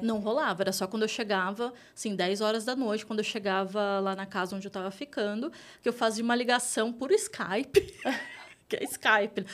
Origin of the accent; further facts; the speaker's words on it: Taboão da Serra, São Paulo, Brazil; eu vim de Taboão da Serra, a gente estava até falando isso uhum. agora há pouco. Para quem não conhece, Taboão da Serra tá ali entre a Zona Oeste e a Zona Sul de São Paulo. É uma cidade periférica aqui de São Paulo. Então, eu cresci ali